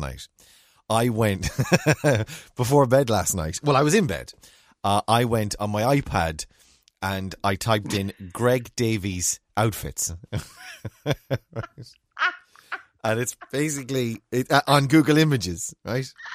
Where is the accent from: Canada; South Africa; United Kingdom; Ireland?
Ireland; we're Irish